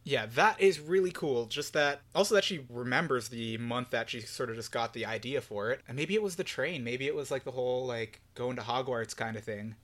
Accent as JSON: {"language": "English", "country": "Canada", "said": "we're Canadian"}